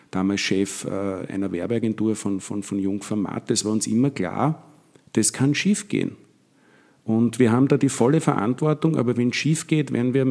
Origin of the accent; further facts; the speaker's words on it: Vienna, Austria; Ich komme selber aus dem Gemeindebau in Wien, also aus Wien-Donnerstadt, aus einem Flächenbezirk habe sehr viele Freunde in Favoriten und in Simmering, auch in Floridsdorf